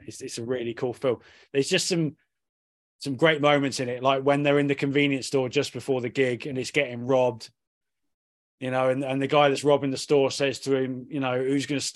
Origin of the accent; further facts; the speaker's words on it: Cornwall, South West England, United Kingdom; growing up in Cornwall in the 90s